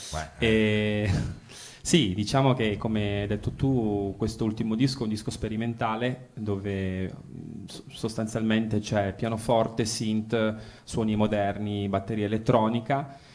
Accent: Aosta, Aosta Valley, Italy; io vengo invece, invece vengo da Aosta

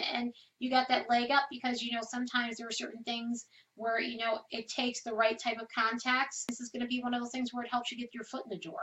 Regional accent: New York, United States; I'm from New York, and I love New York

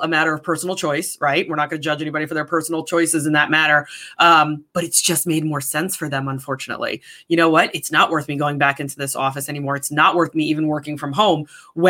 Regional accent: New York, United States; moved away; also born or lived in San Diego / Connecticut; I grew up in New York. I spent the majority of my life in New York, right outside of New York City

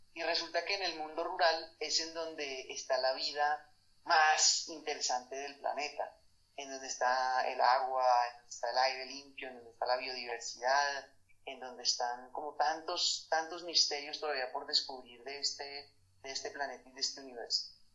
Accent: Bogotá, Colombia; moved away as an adult; also born or lived in Madrid / Paris / Barcelona; soy bogotano.

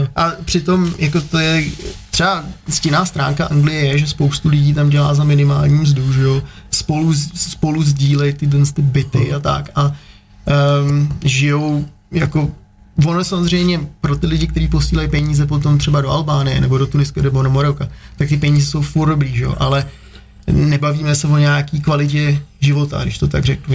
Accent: Czechia; moved away; also born or lived in Prague / London; já jsem jako původně z Krkonoš

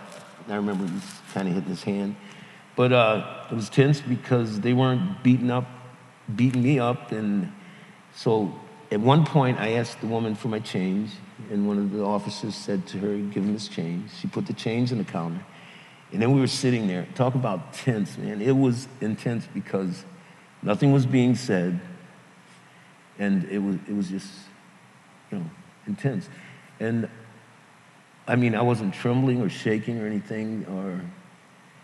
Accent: the North, United States; moved away as an adult; I was from the North

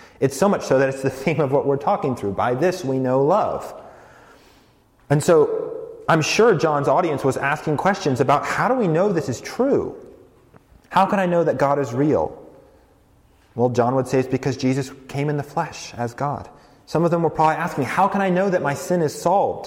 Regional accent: rural Colorado, United States; moved away as an adult; also born or lived in New York City; I grew up in Colorado, rural Colorado, nothing like New York City.

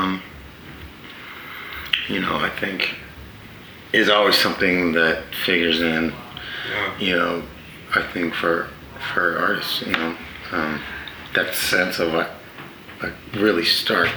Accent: California, United States; I was born in California. I spent a lot of time there

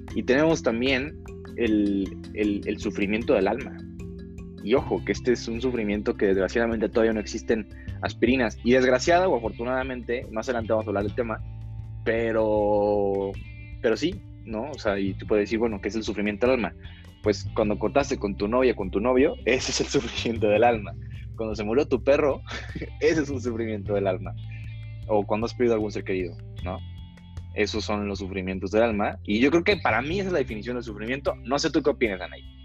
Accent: Guadalajara, Jalisco, Mexico; also born or lived in Monterrey, Nuevo León; soy originario de Monterrey, Nuevo León. pero toda mi vida en Guadalajara, Jalisco

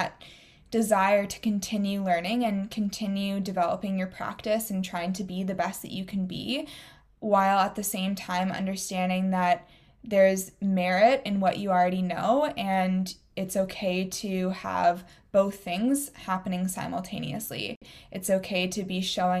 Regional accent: Waterloo, Ontario, Canada; where you and I grew up in Waterloo, Ontario

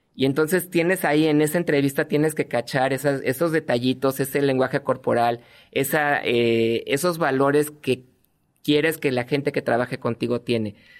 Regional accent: Mexico City, Mexico; moved away as an adult; now in Tijuana, Mexico; Yo soy chilango. Ah, Nacido en la Ciudad de México, estuve ahí hasta los 30 años

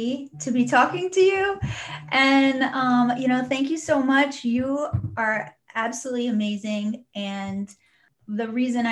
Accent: Southern California, United States; I grew up in Southern California

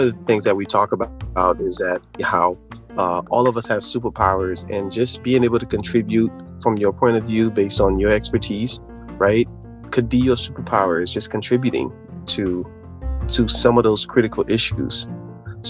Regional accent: Haiti; moved away; I was born and raised in Haiti

